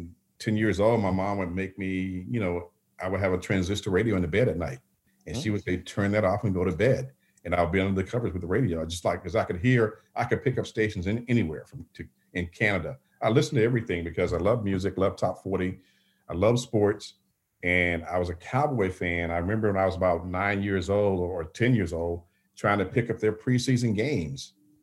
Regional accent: Bessemer, Alabama, United States; now in Pittsburgh, United States; Bessemer, which is about 10 miles outside of Birmingham and maybe 20 miles from Tuscaloosa.

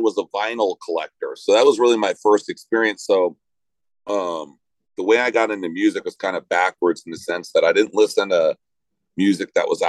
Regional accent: Los Angeles, California, United States; I grew up in LA, which is, you know, it's obviously very urban, and we grew up in the Hollywood area.

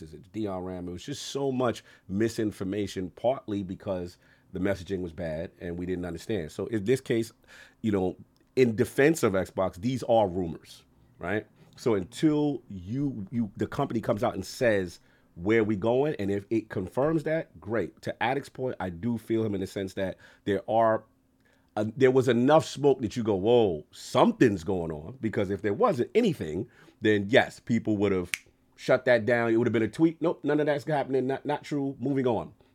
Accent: New York City, New York, United States; a kid from the South Bronx.

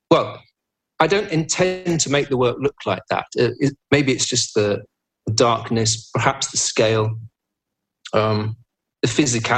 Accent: England, United Kingdom; I'm English.

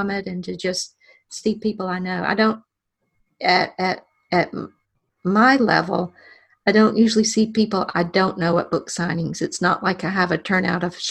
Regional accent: Alexander City, Alabama, United States; my hometown library of Alexander City

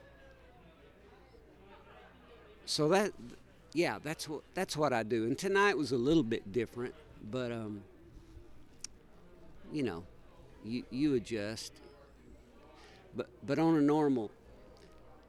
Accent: Oklahoma, United States; I grew up in Oklahoma

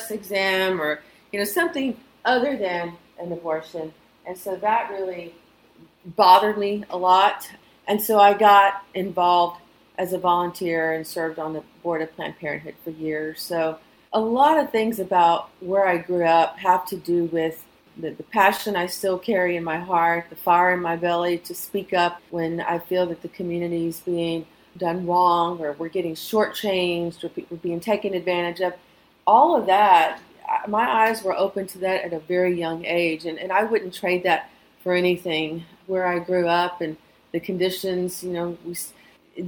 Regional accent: Houston, Texas, United States; I'm a native of the East End community. I grew up in Manchester.

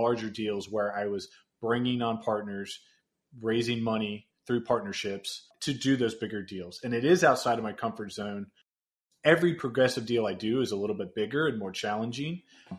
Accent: Cincinnati, Ohio, United States; So I was born and raised here in Cincinnati.

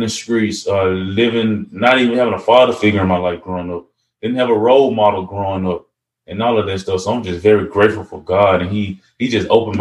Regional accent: Gallaway, Tennessee, United States; born or raised there

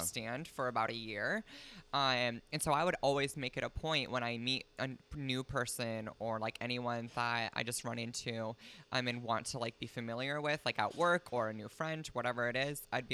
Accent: Idaho, United States; I was born in Idaho.

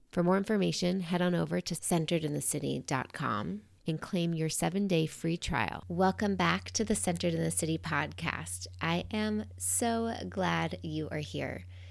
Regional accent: New York City, New York, United States; now in Pacific Northwest, United States; I'm originally from New York City, a place that is known as being aggressive

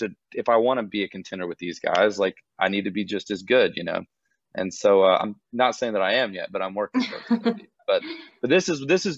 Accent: Gainesville, Georgia, United States; moved away as an adult; now in Nashville, United States; I grew up on a small horse farm on the outskirts of Gainesville, Georgia

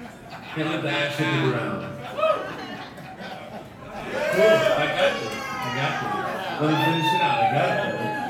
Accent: Mississippi, United States; moved away; I'm from Mississippi originally

